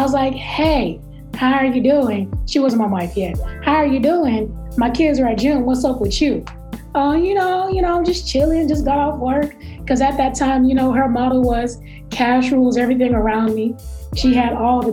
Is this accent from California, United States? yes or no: no; Texas, United States; You know how people try to treat Texas like we don't believe science.